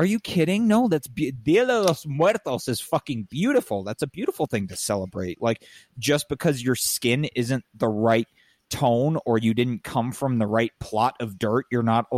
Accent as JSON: {"language": "English", "area": "San Diego County", "region": "California", "country": "United States", "tie": "born or raised there", "also_born_or_lived": "La Jolla", "said": "I was born in La Jolla, but I grew up largely in San Diego County"}